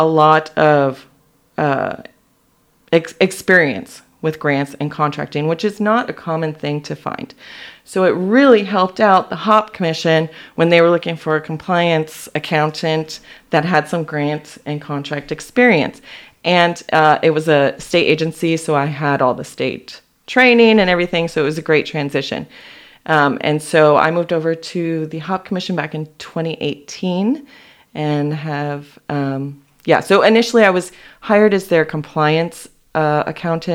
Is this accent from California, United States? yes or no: no; Las Vegas, Nevada, United States; moved away as an adult; now in Yakima, United States; I went back to Vegas, which is where I grew up